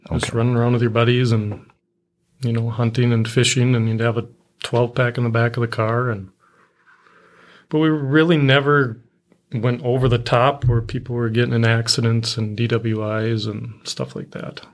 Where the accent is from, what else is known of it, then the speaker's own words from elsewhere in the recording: Hazel Run, Minnesota, United States; I grew up in a small town, uh, kinda down by Marshall as well. Uh, it was called Hazel Run.